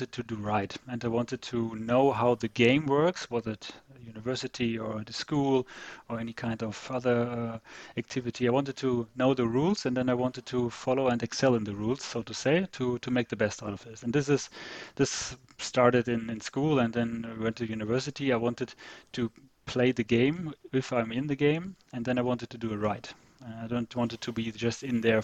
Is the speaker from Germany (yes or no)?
yes; Northern Germany, Germany; moved away as an adult; also born or lived in Hanover / San Diego; now in Zurich, Switzerland; I'm from the northern part of Germany, a bit more near the Dutch border. So I grew up in a small town there